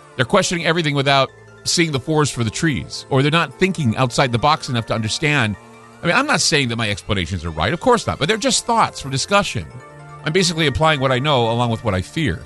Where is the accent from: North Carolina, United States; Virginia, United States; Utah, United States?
Utah, United States; where I grew up in Utah